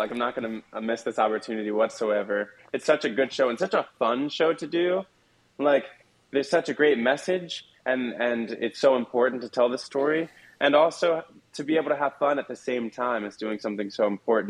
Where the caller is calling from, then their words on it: Red Bank, New Jersey, United States; Yes, I'm calling from Red Bank, New Jersey, at Two River Theater right now on our lunch break from rehearsal.